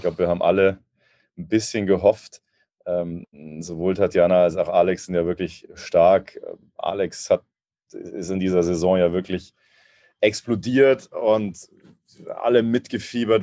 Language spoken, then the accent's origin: German; Munich, Bavaria, Germany; ich als äh, Münchner. Wir sind ja relativ nah dran an Österreich